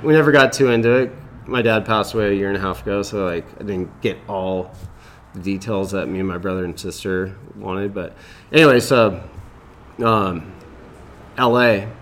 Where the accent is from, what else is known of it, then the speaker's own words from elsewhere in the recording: Lakewood, California, United States; I grew up in Lakewood, California